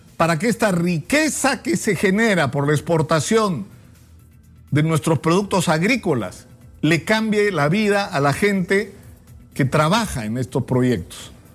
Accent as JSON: {"language": "Spanish", "country": "Peru", "said": "como peruanos"}